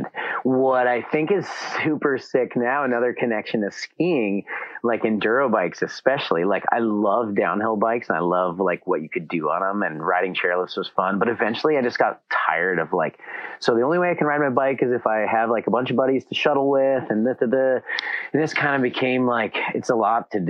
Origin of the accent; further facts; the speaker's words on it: Alta, Wyoming, United States; moved away as an adult; also born or lived in Salt Lake City, Utah; I grew up in Alta, Wyoming.